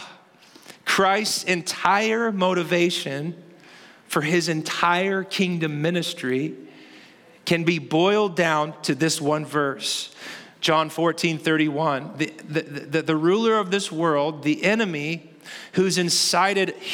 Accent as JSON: {"language": "English", "town": "Kansas City", "region": "Missouri", "country": "United States", "said": "I am from Kansas City"}